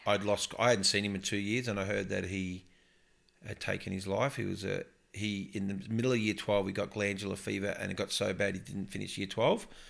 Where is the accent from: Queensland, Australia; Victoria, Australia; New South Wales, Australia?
Victoria, Australia; Upper Yarra Valley, outskirts of Melbourne; also born or lived in Tatura; now in Brisbane, Australia; I grew up in the Upper Yarra Valley on the outskirts of Melbourne